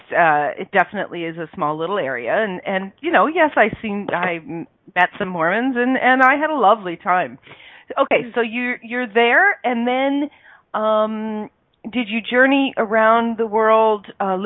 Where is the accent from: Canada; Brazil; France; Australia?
Canada; I'm Canadian